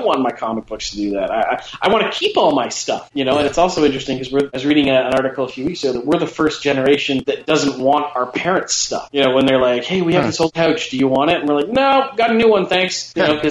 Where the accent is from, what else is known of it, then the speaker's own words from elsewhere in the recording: Canada; We're Canadian